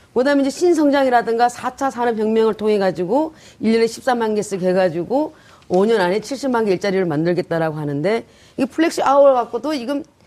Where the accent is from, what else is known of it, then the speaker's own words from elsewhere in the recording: Sangju, North Gyeongsang, South Korea; moved away; 경북 상주입니다.